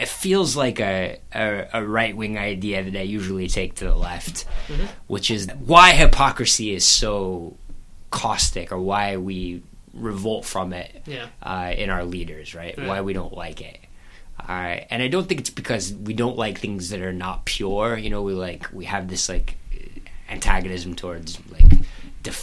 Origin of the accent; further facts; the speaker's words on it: the South, United States; We're both from the South.